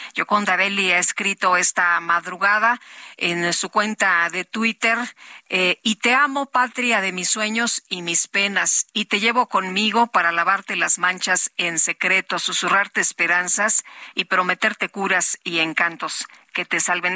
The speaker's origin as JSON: {"language": "Spanish", "region": "Zacatecas", "country": "Mexico", "said": "yo soy de Zacatecas"}